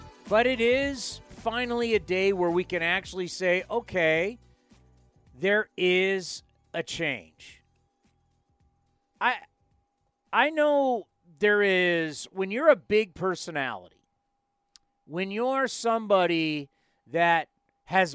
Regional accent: San Diego, California, United States; moved away as an adult; now in San Jose, United States; I grew up in San Diego.

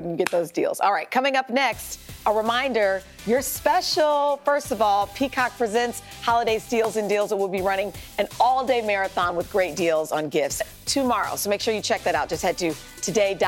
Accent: Kansas, United States; moved away; my home state

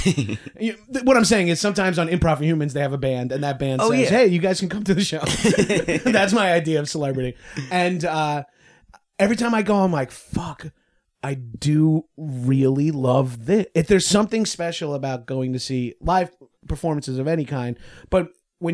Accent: Long Island, New York, United States; I'm from Long Island.

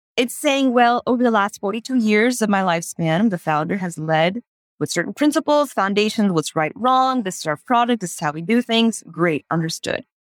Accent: Houston, Texas, United States; moved away as an adult; also born or lived in India; growing up in the United States, in Houston, Texas

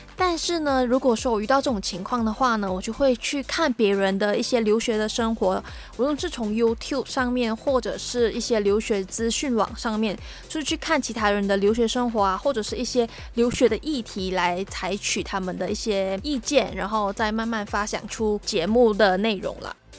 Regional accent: Malaysia; moved away as an adult; now in Taiwan; 我在我的家乡，就是马来西亚的时候，无论是在上课或者是在家里，都算是群体生活吧

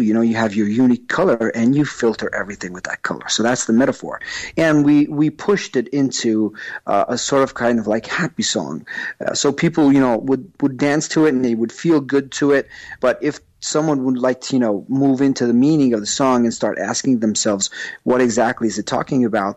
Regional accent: New York, United States; accent: New York; moved away; I've lived there for a long time, and that explains my accent from New York

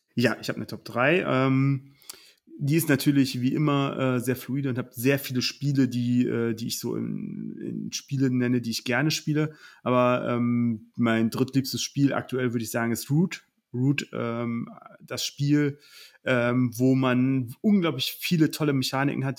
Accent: Oberbergisches Land, North Rhine-Westphalia, Germany; ich komme aus dem Oberbergischen

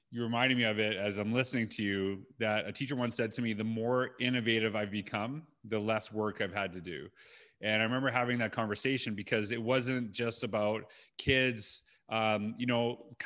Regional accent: Canada; I grew up in Canada

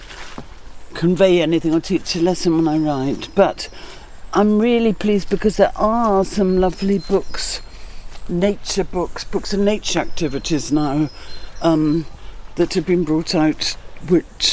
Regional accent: London, United Kingdom; moved away; also born or lived in Scotland; I grew up in London

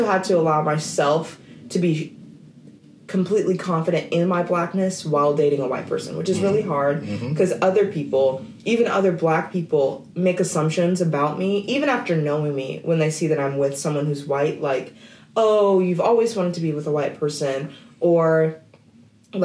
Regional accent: Oklahoma, United States; I grew up in Oklahoma in predominantly white environments

